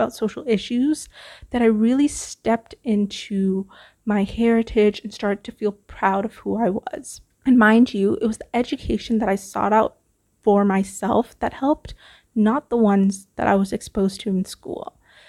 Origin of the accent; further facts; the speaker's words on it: Vancouver, British Columbia, Canada; also born or lived in Toronto; now in Singapore; moved to Canada when I was 10 years old in search of, you know, just a better life. I spent my time growing up in Vancouver. I moved to Toronto. I'm currently back in Singapore.